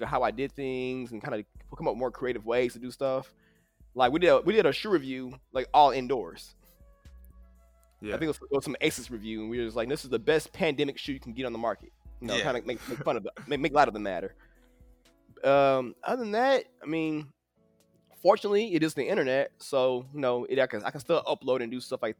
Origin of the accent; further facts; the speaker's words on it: St. Paul, Minnesota, United States; now in Austin, United States; I'm originally from St. Paul, Minnesota